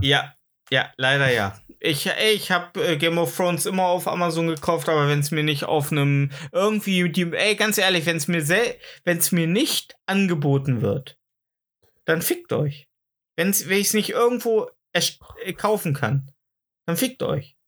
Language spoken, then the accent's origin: German; East Germany, Germany; bei uns im Osten